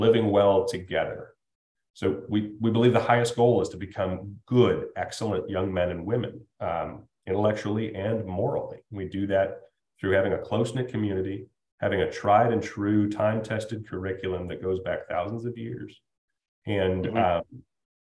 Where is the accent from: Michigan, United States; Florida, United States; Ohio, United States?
Ohio, United States; Toledo; moved away; Where I come from, where I was raised in Toledo, Ohio